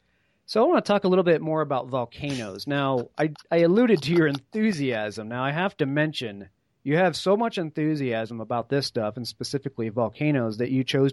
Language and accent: English; New England, United States; moved away; also born or lived in Colorado; I grew up in New England